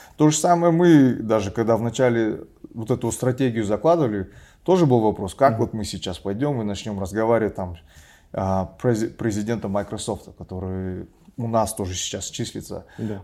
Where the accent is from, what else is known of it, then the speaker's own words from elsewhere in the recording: Kazakhstan; moved away; я казах